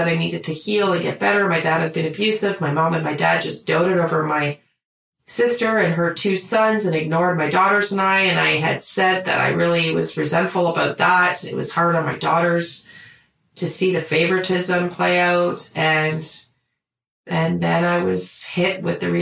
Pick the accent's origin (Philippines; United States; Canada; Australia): Canada; we're Canadian